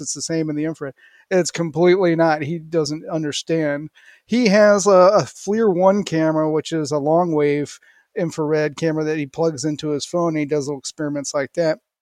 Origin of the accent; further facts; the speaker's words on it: St. Louis, Missouri, United States; I grew up in Saint Louis, went to college there